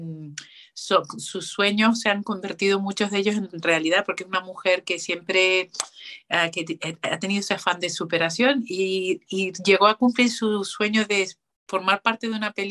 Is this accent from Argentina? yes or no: no; Canary Islands, Spain; now in Madrid, Spain; hice las pruebas para la Escuela Oficial de Turismo aquí en Madrid, entré y entonces, bueno, vine para Madrid desde Canarias a estudiar turismo.